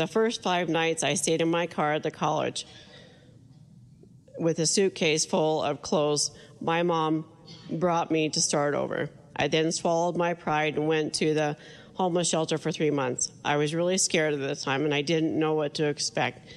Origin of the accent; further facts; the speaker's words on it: Wheatland, United States; Wheatland, my hometown.